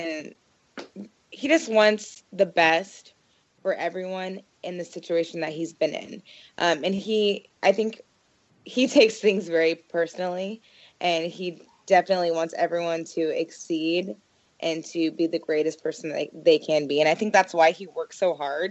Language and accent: English; Portland, Oregon, United States; I'm from Portland.